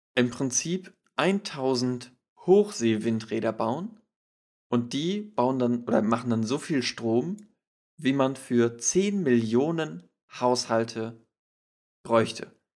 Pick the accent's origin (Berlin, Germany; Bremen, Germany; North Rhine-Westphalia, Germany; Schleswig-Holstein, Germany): Schleswig-Holstein, Germany; wir kommen aus Schleswig-Holstein